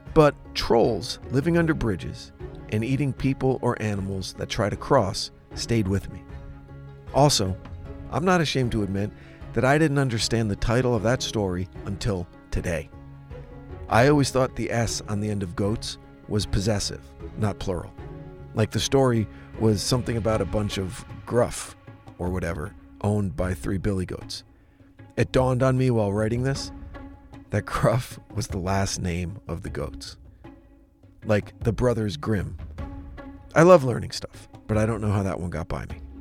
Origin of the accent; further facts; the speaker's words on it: Jefferson, New Jersey, United States; the small town of Jefferson, New Jersey, my hometown